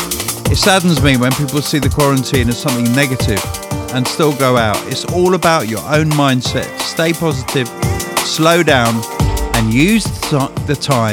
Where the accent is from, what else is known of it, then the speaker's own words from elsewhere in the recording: New Zealand; now in Australia; As a Kiwi living in Australia